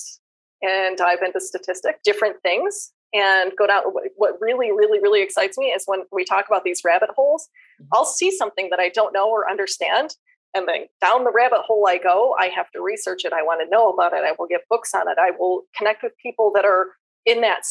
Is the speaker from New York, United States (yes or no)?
yes; Western New York, United States; now in Arizona, United States; I'm from Western New York.